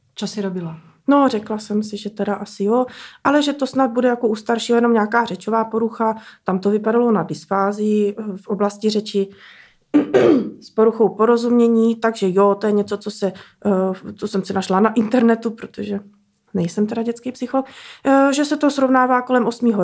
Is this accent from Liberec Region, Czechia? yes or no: yes; Benecko, Liberec Region, Czechia; my jsme z Benecka, Aha. v horách, v Krkonoších